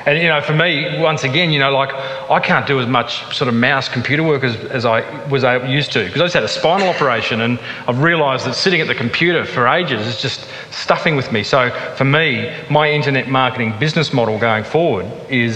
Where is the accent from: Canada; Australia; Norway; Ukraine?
Australia; accent: thick Aussie; my thick Aussie accent